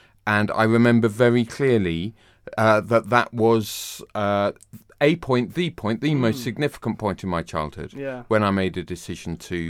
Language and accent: English; Bedford, East of England, United Kingdom; also born or lived in Hong Kong; now in London, United Kingdom; I was within commuting distance of London, but I was brought up in Bedford.